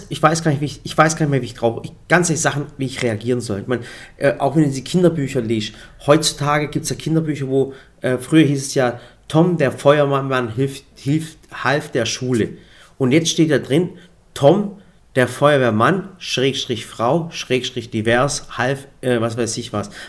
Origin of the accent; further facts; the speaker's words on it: Germany; wenn wir zum Beispiel im, in Deut, im, im Ausland sind und sagen, wir kommen aus Deutschland.